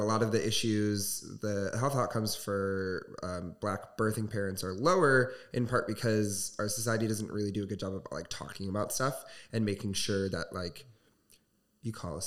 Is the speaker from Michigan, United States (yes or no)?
yes; Southwest Michigan, United States; growing up in Southwest Michigan